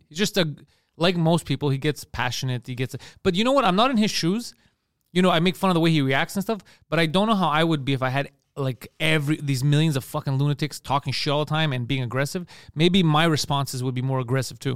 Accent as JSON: {"language": "English", "area": "Park Extension", "region": "Quebec", "country": "Canada", "said": "We're from Park X."}